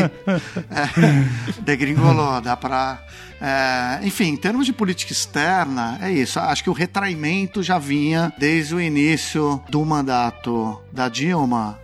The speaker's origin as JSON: {"language": "Portuguese", "region": "São Paulo", "country": "Brazil", "tie": "born or raised there", "also_born_or_lived": "Brasília / Beijing / Washington", "moved": "as an adult", "said": "eu estava com muita vontade de voltar a morar em São Paulo, de me reconectar um pouco com a cidade onde eu cresci"}